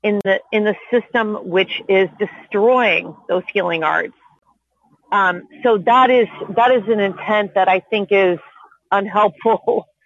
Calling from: Los Angeles, California, United States; I'm calling in from Tongva Land in so-called Los Angeles

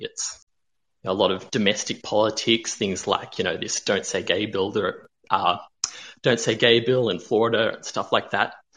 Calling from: Melbourne, Victoria, Australia; I'm calling from Melbourne, Australia

